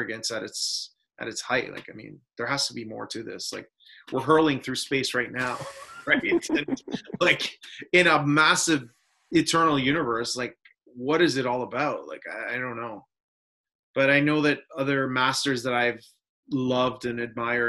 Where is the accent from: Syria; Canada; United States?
Canada; I grew up in Canada. All my ancestors are, most of them, in Italy